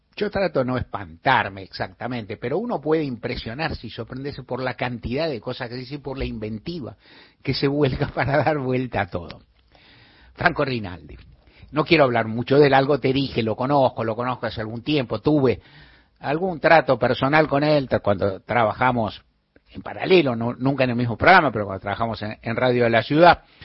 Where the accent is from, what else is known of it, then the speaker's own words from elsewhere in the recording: Buenos Aires, Argentina; en esta ciudad bendita donde yo nací, vivo y adoro